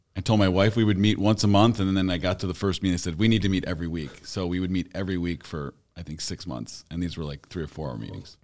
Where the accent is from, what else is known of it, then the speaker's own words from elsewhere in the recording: Hoffman Estates, Illinois, United States; I grew up, uh, in Hoffman Estates